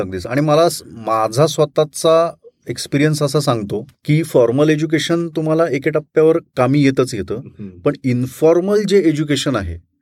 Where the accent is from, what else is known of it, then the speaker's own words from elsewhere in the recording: Latur, Maharashtra, India; also born or lived in Kalamb; मी माझं सगळं बालपण सगळं लातूरमध्ये गेलं माझा जन्म कळमचा